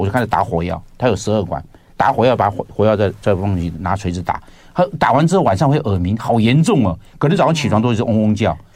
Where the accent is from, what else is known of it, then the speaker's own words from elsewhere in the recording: Rende, Tainan, Taiwan; 我在仁德乡仁德仁德乡乡那个地方